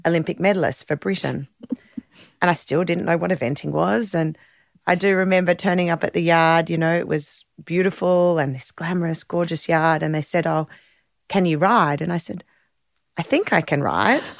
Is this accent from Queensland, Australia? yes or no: no; Sydney, New South Wales, Australia; I grew up in the North Shore of Sydney